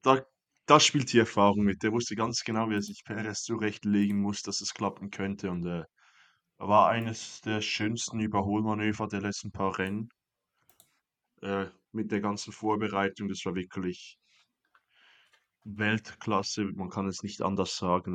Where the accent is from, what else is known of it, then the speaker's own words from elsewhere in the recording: Switzerland; Ich bin da als Schweizer